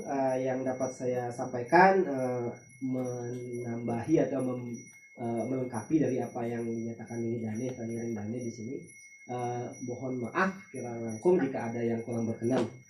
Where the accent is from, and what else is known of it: Batur village, Bali, Indonesia